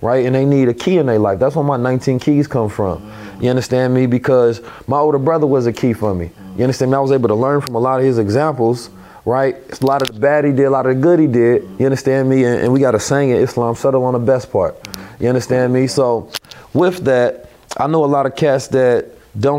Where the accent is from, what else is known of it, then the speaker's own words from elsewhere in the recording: Oakland, California, United States; also born or lived in St. Louis, Missouri; I'm from Oakland, California. I grew up in a Muslim household where I was taught at a very young age who I was, giving knowledge yourself. But I also grew up in the hood, you understand me, St. Louis and Oakland